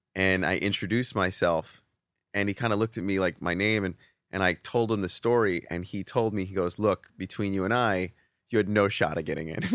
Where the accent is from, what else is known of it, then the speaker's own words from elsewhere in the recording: East Coast, United States; moved away; also born or lived in Atlanta, Georgia; I was from the East Coast.